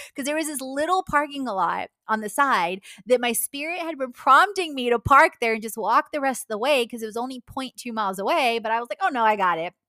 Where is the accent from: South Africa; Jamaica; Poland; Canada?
Poland; moved away; my Polish passport is expired, even though I was born in Poland